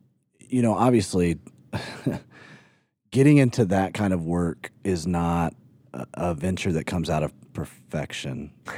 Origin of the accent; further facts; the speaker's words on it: Tuscaloosa, Alabama, United States; And I grew up in Alabama, and so Tuscaloosa, Alabama is where I graduated high school in Tuscaloosa.